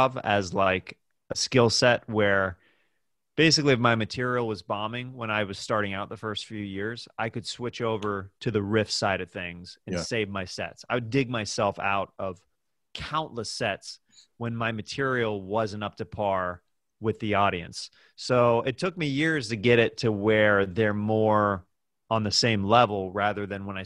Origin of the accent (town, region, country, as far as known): Kansas City, Kansas, United States; born or raised there